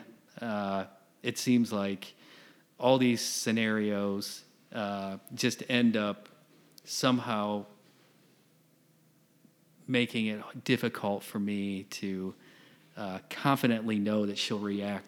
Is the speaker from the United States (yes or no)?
yes; Michigan, United States; moved away; I grew up in Michigan.